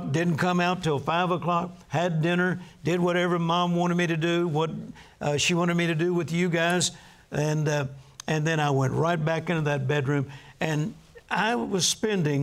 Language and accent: English; Texas, United States; I'm from Texas